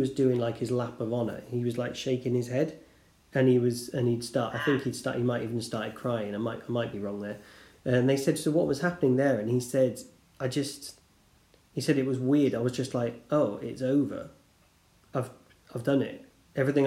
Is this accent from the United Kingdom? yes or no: yes; United Kingdom; being British